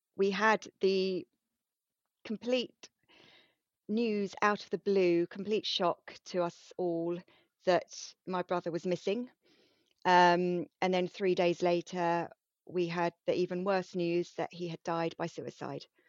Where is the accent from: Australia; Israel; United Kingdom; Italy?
United Kingdom; being very British